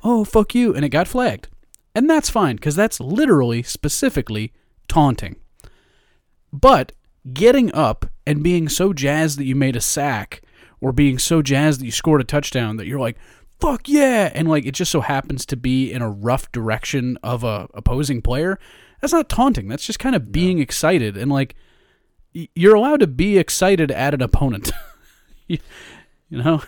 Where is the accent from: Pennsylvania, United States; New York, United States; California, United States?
New York, United States; Long Island; I grew up in Long Island, New York. I've spent my formative years there.